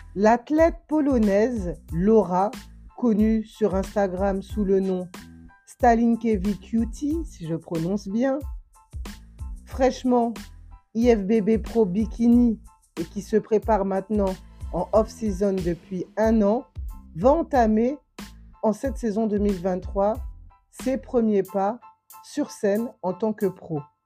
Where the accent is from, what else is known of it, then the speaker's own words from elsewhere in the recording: Guadeloupe; ici chez moi en Guadeloupe